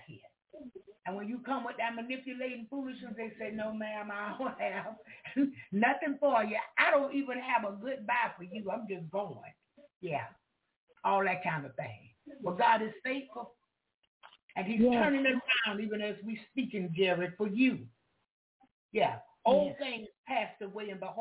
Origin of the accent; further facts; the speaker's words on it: Jacksonville, Florida, United States; I'm from Duval County